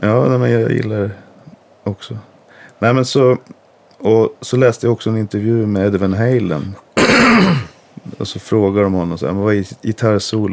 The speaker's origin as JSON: {"language": "Swedish", "town": "Gävle", "region": "Gävleborg County", "country": "Sweden", "tie": "born or raised there", "said": "gick jag ju på Solängsskolan i Gävle, jag är uppvuxen i Gävle"}